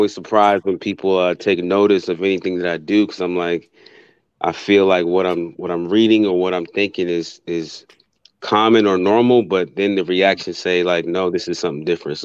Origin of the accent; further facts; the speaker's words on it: Virginia, United States; I'm from the East Coast, I'm actually from Virginia